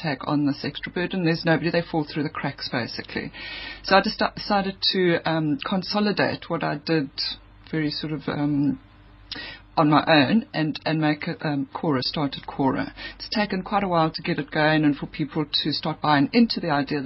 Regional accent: Eastern Cape, South Africa; I come from the Eastern Cape

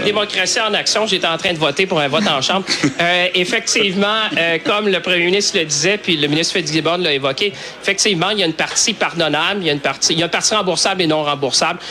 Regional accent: Quebec, Canada; chez nous au Québec

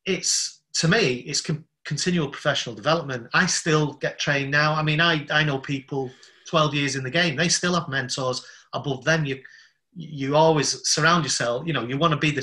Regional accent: Salford, North West England, United Kingdom; also born or lived in Southeast London; now in London, United Kingdom; I'm from Salford in Manchester

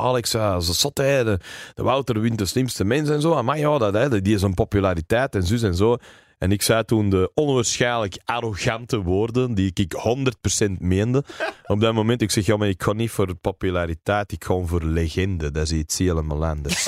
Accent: Berchem, Flanders, Belgium; first language English; Dutch is a second language; also born or lived in Mortsel; ik ben opgegroeid in Berchem

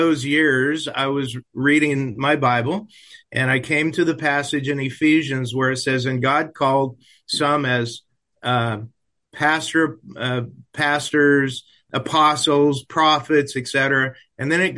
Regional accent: United States; also born or lived in New Brunswick, Canada / Prince Edward Island, Canada / Ontario, Canada; now in Edmonton, Canada; I'm actually originally from the States

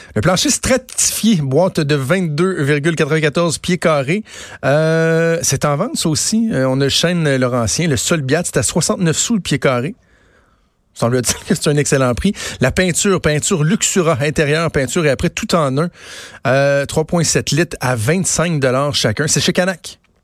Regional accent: Quebec City, Quebec, Canada; moved away; je viens de Québec

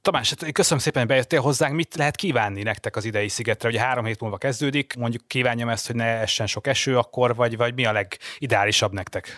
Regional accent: Hungary; Magyarországról jövök

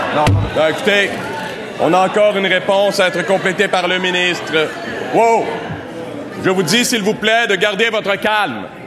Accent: Montreal, Quebec, Canada; moved away; je suis un Montréalais déraciné

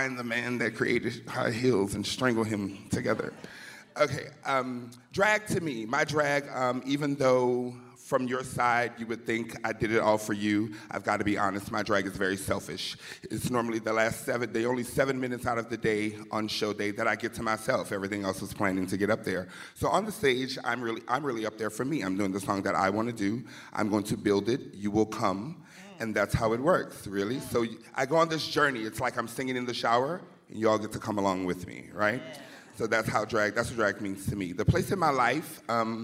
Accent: New Orleans, Louisiana, United States; I'm from New Orleans, Louisiana, the city of sin where the women are women and so are the men

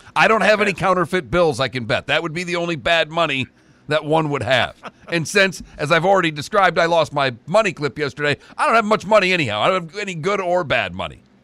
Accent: Michigan, United States; I'm born and raised in Michigan

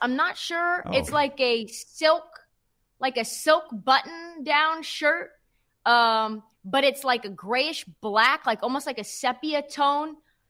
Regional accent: Portland, Oregon, United States; I grew up in Portland

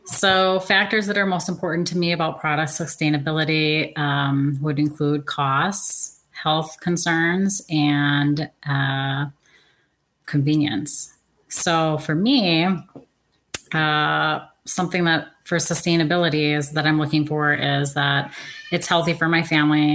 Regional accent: Seattle, Washington, United States; I'm from Seattle, Washington

